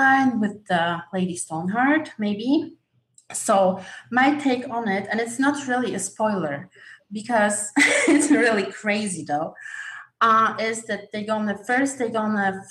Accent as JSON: {"language": "English", "country": "Poland", "second_language": "English", "said": "I'm from Poland"}